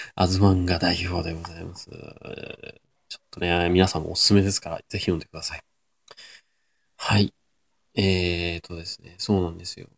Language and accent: Japanese; Nagoya, Aichi, Japan; 名古屋人として立派に味噌を活用している